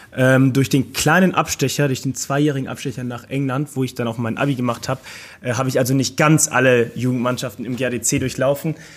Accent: Mönchengladbach, North Rhine-Westphalia, Germany; moved away as an adult; now in Cologne, Germany; gebürtig komme ich aus Mönchengladbach. Ich bin 2013 zum Rot-Weiß gewechselt nach Köln. Lebe seitdem auch hier in Köln

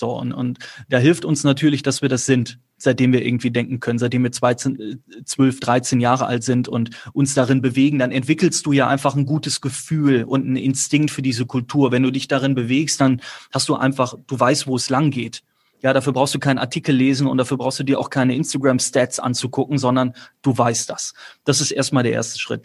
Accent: near Cologne-Chorweiler, North Rhine-Westphalia, Germany; bin ja auch nicht in der Hut groß geworden, auch wenn Köln-Korweiler nur fünf Minuten entfernt war

